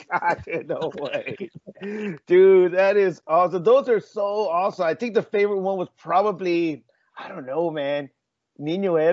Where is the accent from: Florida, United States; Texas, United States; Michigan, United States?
Texas, United States; San Antonio; born there; Because obviously, Claudia, I was born in San Antonio, so I know I know San Antonio in the back of my head.